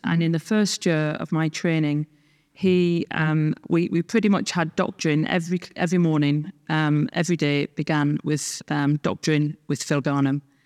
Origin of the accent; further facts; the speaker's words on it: Sunderland, North East England, United Kingdom; moved away as an adult; now in Scotland; I grew up in the Northeast of England